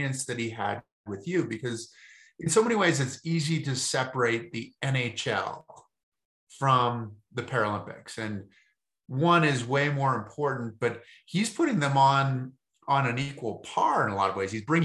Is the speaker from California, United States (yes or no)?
no; Massachusetts, United States; I'm from Massachusetts